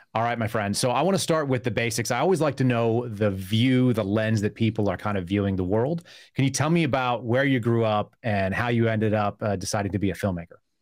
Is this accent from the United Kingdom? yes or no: no; Bay Area, California, United States; also born or lived in Burbank; I actually also grew up in the Bay Area